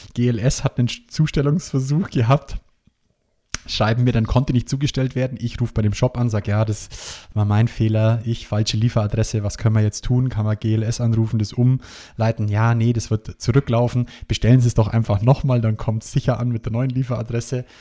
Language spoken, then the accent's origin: German; Bavaria, Germany; bei uns in Bayern